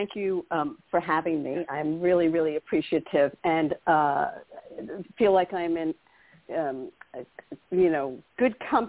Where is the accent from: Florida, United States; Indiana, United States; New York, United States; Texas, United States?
New York, United States; moved away; also born or lived in Los Angeles; I grew up in New York